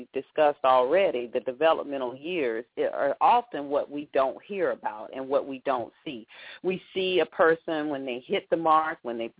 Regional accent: Atlanta, Georgia, United States; moved away; I'm from Atlanta

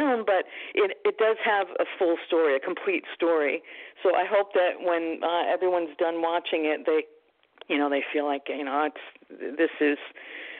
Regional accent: New Jersey, United States; moved away; also born or lived in New York City, New York; I am from New Jersey. I was born in New York City. I was living in New Jersey and raised my children in New Jersey

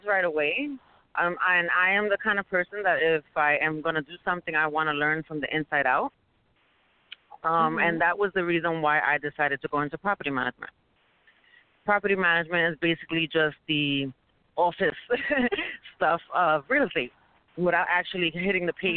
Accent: New York City, New York, United States; we're from New York City

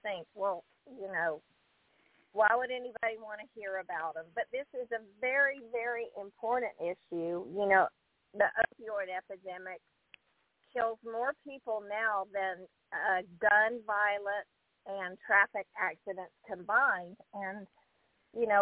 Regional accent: the South, United States; accent: southern; I'm embarrassed by my southern accent

